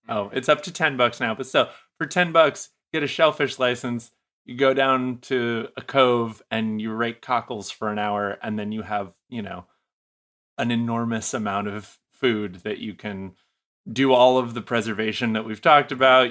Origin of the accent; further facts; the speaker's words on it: New England, United States; moved away; I'm originally from New England